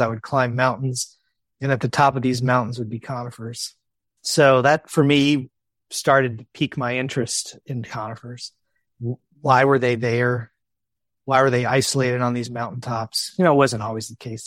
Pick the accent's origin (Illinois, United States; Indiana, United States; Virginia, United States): Virginia, United States; I grew up in Virginia